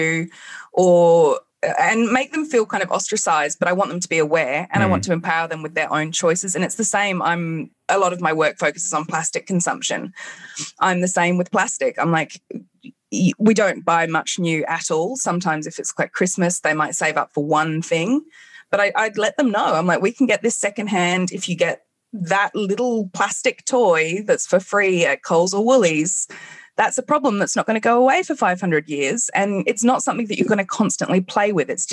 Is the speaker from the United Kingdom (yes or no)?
yes; England, United Kingdom; I grew up in England